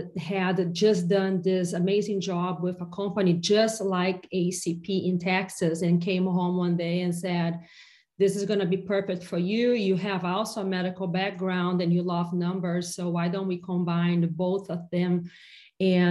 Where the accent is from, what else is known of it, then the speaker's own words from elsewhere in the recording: Brazil; moved away as an adult; now in United States; I come from a very small town in Brazil where everybody but my mom, everybody's dentists